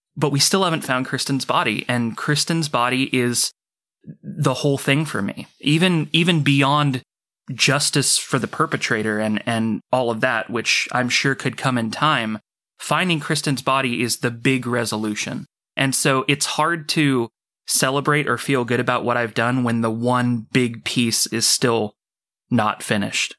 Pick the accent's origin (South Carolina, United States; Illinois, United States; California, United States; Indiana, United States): California, United States; Orcutt; born or raised there